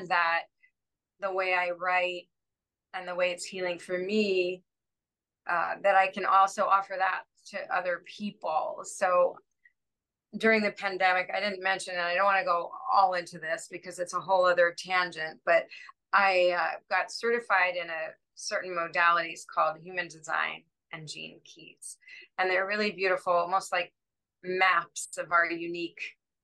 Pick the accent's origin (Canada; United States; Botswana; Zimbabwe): United States; Washington, District of Columbia; I grew up in Washington, D.C.